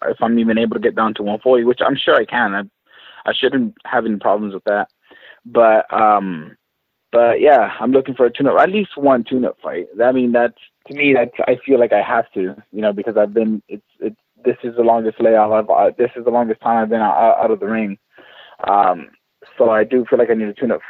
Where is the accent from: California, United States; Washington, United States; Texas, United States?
Texas, United States; San Antonio; here in my home state of Texas in San Antonio